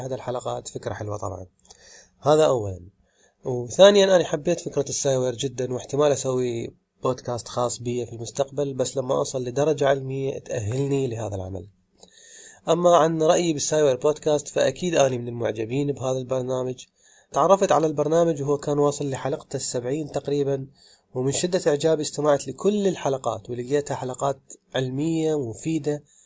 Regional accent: Iraq; من العراق

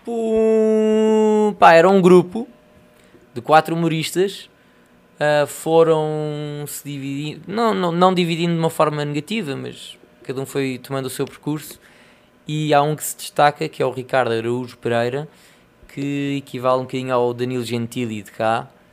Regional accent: Portugal; now in Brazil

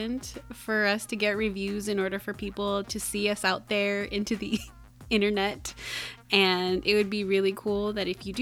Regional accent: Philippines; It's my country, apparently. I'm from the Philippines.

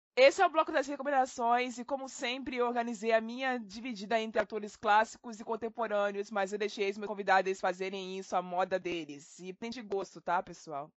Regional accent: Baixada Fluminense, Rio de Janeiro, Brazil; eu sou da periferia do Rio de Janeiro, mais precisamente da Baixada Fluminense

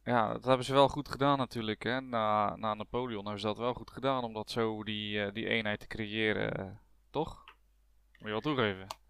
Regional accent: Netherlands; als Nederlanders zijn we

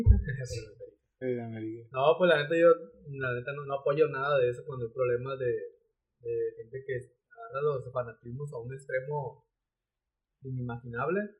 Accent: Mexico; nosotros mismos como mexicanos, Darry.

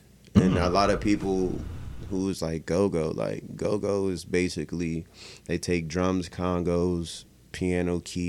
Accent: Maryland, United States; also born or lived in Washington, D.C. / Virginia; I'm from Maryland, bro.

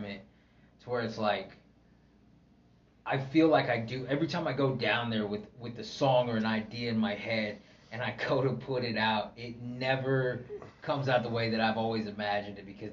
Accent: Oklahoma, United States; I'm from Oklahoma

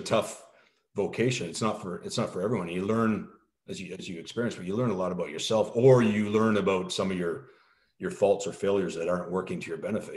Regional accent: Canada; moved away as an adult; also born or lived in France; I'm always Canadian

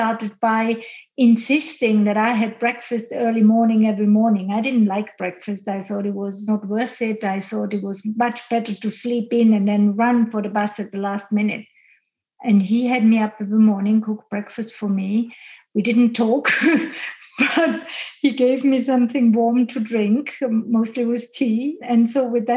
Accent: Austria; now in Switzerland; I live and work now in Switzerland, which is my base, but I grew up in Austria and I grew up in the mountains in Austria

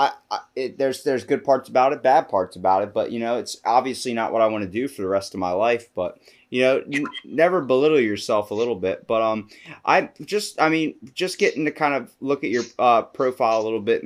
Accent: Maryland, United States; I'm from Maryland

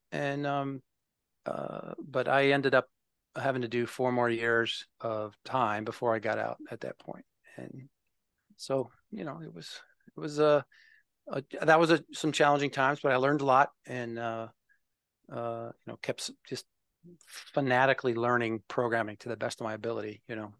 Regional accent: Minnesota, United States; moved away as an adult; now in West Chester, Pennsylvania, United States; I'm originally from Minnesota

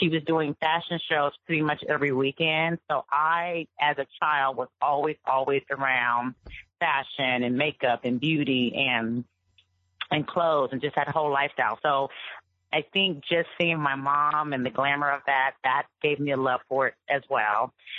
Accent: Cincinnati, Ohio, United States; moved away as an adult; also born or lived in Los Angeles; I'm from originally from Cincinnati, Ohio.

